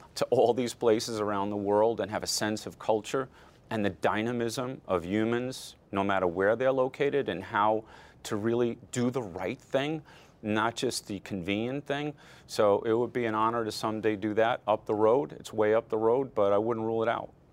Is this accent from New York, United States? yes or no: yes; Amityville, New York, United States; also born or lived in Flushing, New York; I was born in Flushing, New York, grew up in Amityville, Long Island